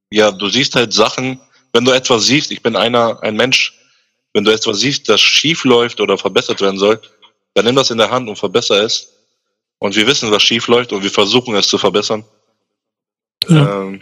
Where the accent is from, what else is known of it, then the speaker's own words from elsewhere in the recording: Nordheim, Germany; ich komme aus Nordheim